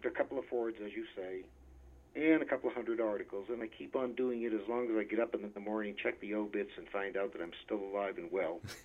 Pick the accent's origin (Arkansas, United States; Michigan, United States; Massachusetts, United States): Massachusetts, United States; Boston; Grew up, born, raised, and educated in Boston, Mass